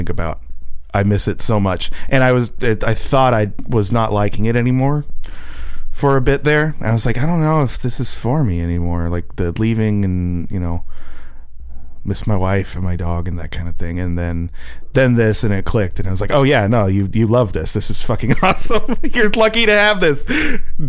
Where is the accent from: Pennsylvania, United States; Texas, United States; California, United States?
California, United States; Southern; I grew up in Southern California